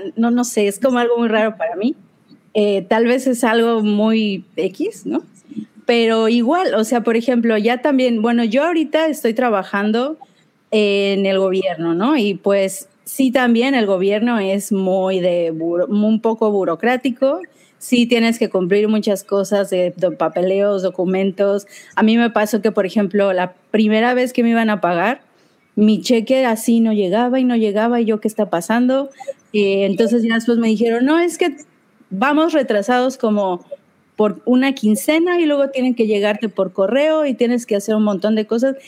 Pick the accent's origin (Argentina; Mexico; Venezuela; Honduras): Mexico; moved away as an adult; now in Chicago, United States; Soy mexicana, pero yo vivo en Estados Unidos, vivo aquí en, en Chicago